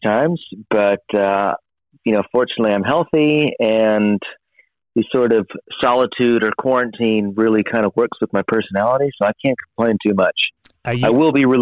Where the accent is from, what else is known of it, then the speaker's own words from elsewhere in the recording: San Diego, California, United States; now in Los Angeles, United States; I live in LA, but I was born and raised in San Diego